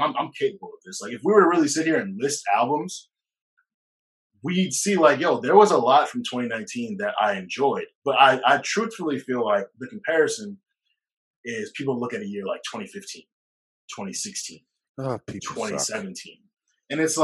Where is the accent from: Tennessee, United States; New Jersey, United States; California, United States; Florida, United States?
New Jersey, United States; I'm Jersey